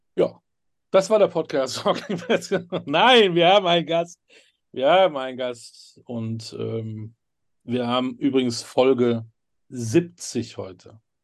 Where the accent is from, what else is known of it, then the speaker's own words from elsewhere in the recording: North Rhine-Westphalia, Germany; ich bin Westfale